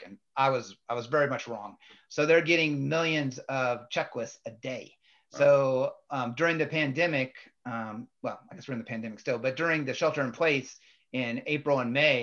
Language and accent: English; Western Illinois, United States; I grew up in Western Illinois